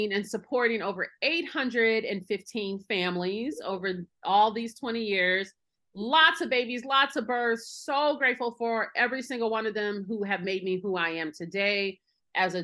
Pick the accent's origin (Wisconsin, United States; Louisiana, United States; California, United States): Wisconsin, United States; Milwaukee; Milwaukee, my hometown.